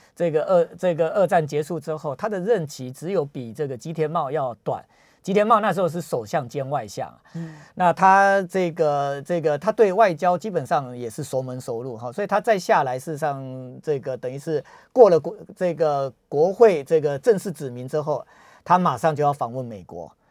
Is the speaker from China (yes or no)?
no; Taiwan; 我们台湾人